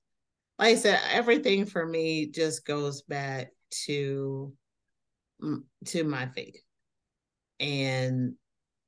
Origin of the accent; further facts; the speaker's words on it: South Haven, Michigan, United States; I am from South Haven, Michigan, a little town